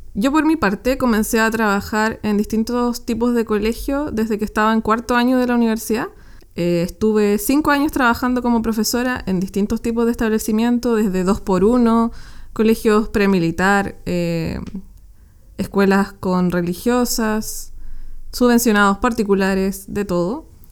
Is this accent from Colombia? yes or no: no; Chile; Nosotros somos de Chile